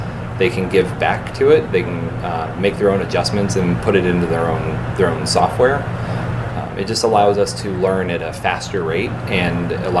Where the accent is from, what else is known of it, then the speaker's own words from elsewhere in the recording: Erie, Pennsylvania, United States; So I'm 31. I'm from Erie. Graduated in Edinburgh 2009, I believe. So I work for a company that is outside of Erie, but I get to live here and work remotely.